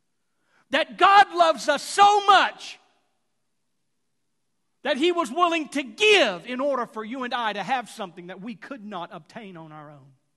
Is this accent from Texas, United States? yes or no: yes; Houston, Texas, United States; growing up in Houston